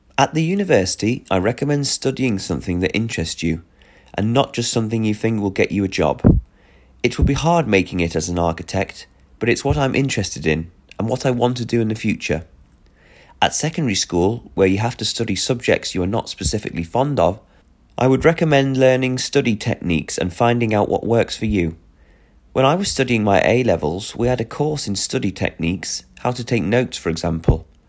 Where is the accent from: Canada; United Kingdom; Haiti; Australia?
United Kingdom; Belfast, Northern Ireland; moved away as an adult; now in Östersund, Sweden; I'm from Belfast in the UK